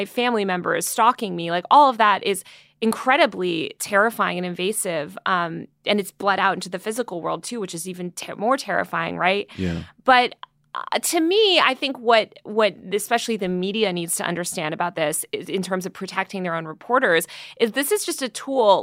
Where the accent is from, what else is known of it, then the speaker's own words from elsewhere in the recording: Greenwich, Connecticut, United States; also born or lived in New York City; now in Los Angeles, United States; I grew up in Connecticut and New York City, but mostly uh, Connecticut for a lot of my formative years in this like stupid preppy town